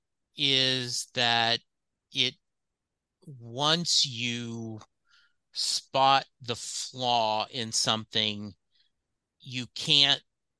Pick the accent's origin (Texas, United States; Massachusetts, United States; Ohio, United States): Texas, United States; Dallas; I'm a Dallas Cowboy fan. I'm from Dallas.